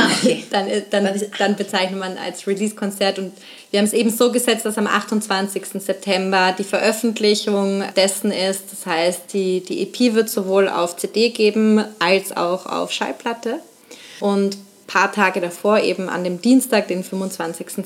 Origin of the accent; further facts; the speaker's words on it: Nuremberg, Bavaria, Germany; moved away as an adult; also born or lived in Vienna, Austria; Ich komme ursprünglich aus Nürnberg, bin 2008 dann nach Wien gegangen